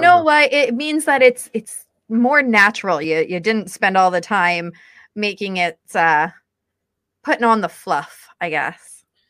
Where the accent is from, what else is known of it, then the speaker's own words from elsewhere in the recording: St. Catharines, Ontario, Canada; I grew up in St. Catharines